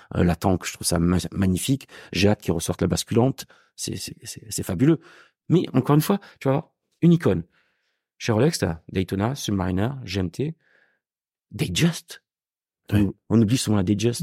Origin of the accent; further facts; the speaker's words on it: Gard, Occitania, France; also born or lived in Marseille / Montpellier; now in Paris, France; je suis pas marseillais, je suis du sud. Moi, je suis originaire du Gard